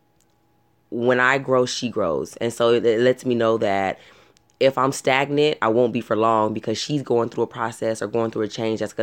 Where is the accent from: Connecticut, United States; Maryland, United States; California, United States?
California, United States; Long Beach; I live and was born and raised in Long Beach, California.